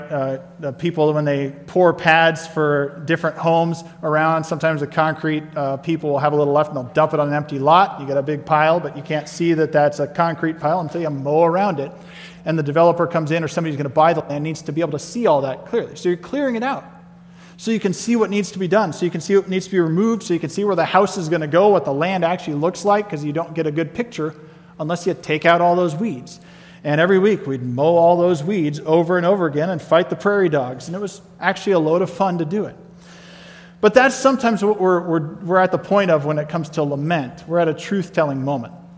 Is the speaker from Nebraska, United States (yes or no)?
yes; Nebraska, United States; moved away as an adult; also born or lived in Colorado; I grew up in Nebraska, and it took me to move to Colorado before I ever had driven a tractor